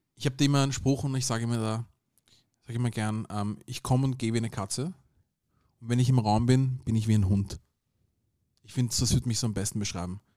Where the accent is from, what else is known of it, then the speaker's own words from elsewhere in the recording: Vienna, Austria; Beide meine Eltern sind aus dem Sudan, aber ich bin hier in Wien geboren und aufgewachsen